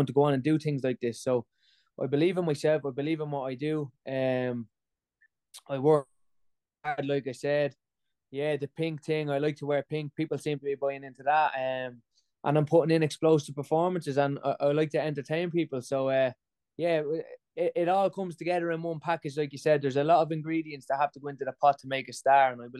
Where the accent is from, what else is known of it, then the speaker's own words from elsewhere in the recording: Ireland; I'm Irish